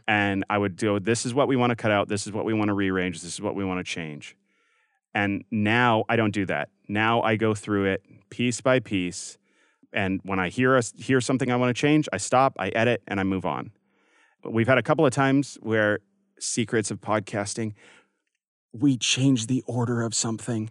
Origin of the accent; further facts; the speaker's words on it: Canada; now in United States; growing up in Canada